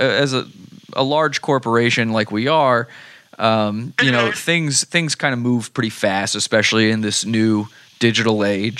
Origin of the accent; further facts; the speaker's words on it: Mexico; moved away; I'm actually originally from Mexico. Most people would say I am white. I guess they would say I'm white passing